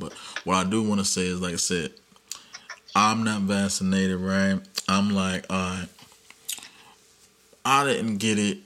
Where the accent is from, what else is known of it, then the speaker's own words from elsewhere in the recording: United States; we're American. We're in America